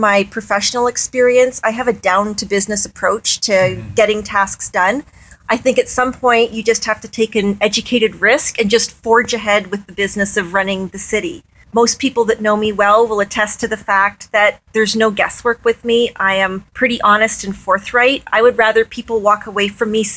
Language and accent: English; Kingston, Ontario, Canada; moved away as an adult; now in Peterborough, Canada; I've been in Peterborough for 25 years. I'm from Kingston originally.